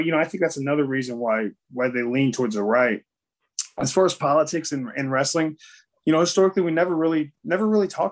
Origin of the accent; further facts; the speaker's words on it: Florida, United States; my home state of Florida